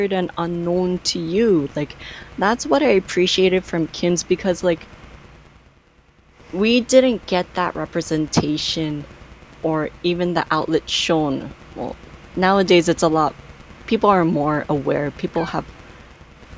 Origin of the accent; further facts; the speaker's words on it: Canada; as an Asian family growing up in Canada